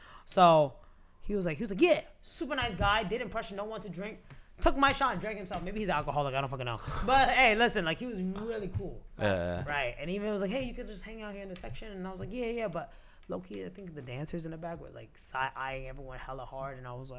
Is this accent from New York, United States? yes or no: yes; New York City, New York, United States; I'm from New York City.